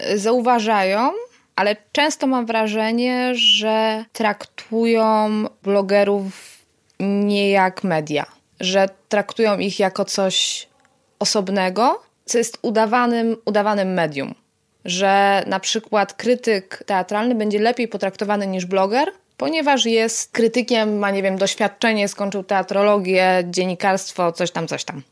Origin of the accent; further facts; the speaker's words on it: near Poznań, Greater Poland, Poland; moved away; also born or lived in Silesia; nie jestem z Poznania, e, z okolic Poznania. Tak, czuję się pyrą